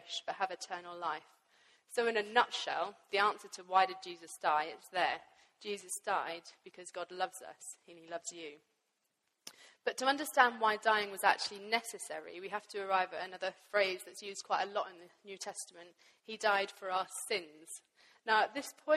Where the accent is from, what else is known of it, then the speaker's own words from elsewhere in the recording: Pakistan; I grew up in Pakistan